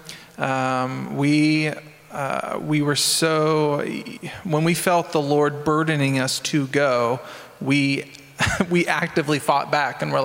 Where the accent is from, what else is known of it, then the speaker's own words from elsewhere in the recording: Nebraska, United States; moved away as an adult; we're from Nebraska.